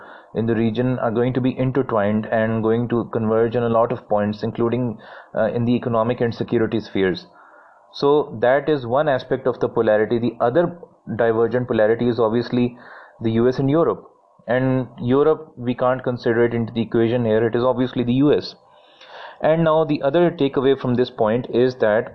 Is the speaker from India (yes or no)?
no; Pakistan; as a Pakistani observer of regional geostrategic affairs